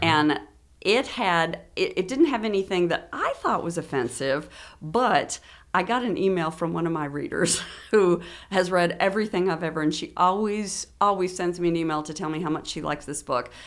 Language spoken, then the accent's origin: English; Frankfort, Kentucky, United States; also born or lived in Lexington, Kentucky; I was born in Frankfurt